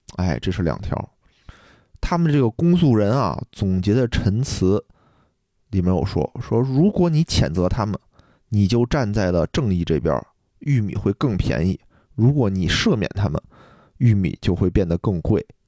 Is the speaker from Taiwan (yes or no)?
no; China; 我作为一个中国人